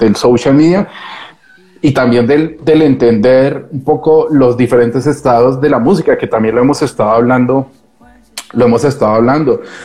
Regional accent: Bogotá, Colombia; accent: cantecito colombiano; moved away as an adult; also born or lived in Barcelona, Spain; now in Madrid, Spain; yo todavía me siento muy cachaco, muy rolo.

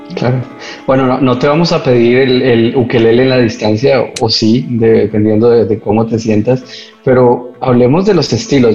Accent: Colombia; así lo llamamos los colombianos

